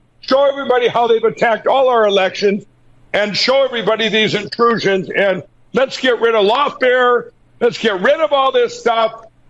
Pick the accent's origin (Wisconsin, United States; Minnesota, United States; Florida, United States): Minnesota, United States; Like Scott Jensen in my home state of Minnesota